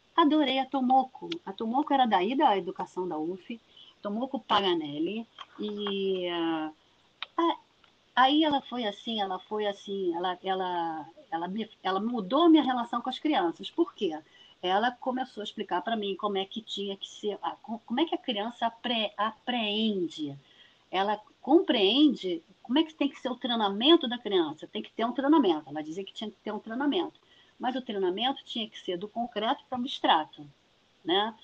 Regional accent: Niterói, Rio de Janeiro, Brazil; eu sou de Niterói, nascida e criada

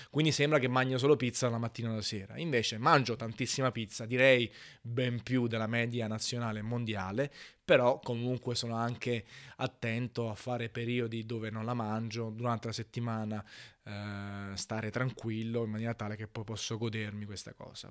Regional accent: Naples, Campania, Italy; in quanto napoletano

